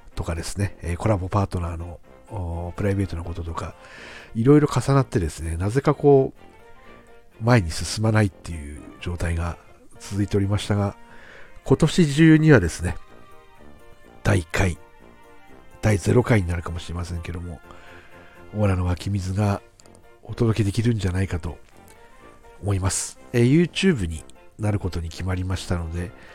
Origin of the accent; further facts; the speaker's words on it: Aomori, Japan; 地元青森で